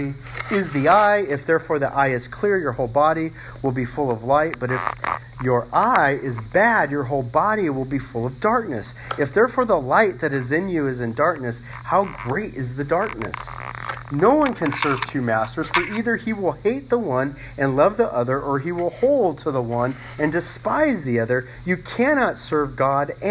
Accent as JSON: {"language": "English", "town": "Los Angeles", "region": "California", "country": "United States", "tie": "born or raised there", "said": "growing up in Los Angeles"}